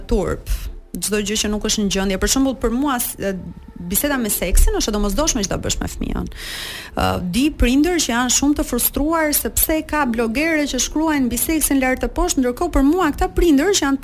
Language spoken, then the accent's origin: Albanian; Tirana, Tirana County, Albania; jam rritur në Tiranë